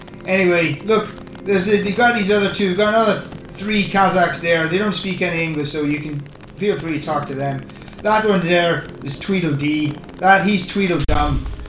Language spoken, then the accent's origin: English; Ireland; No, I'm Irish.